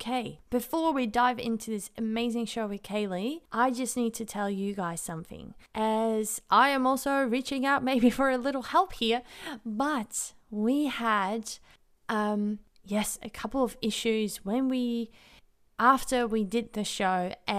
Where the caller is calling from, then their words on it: Australia; I'm calling from Australia to the UK now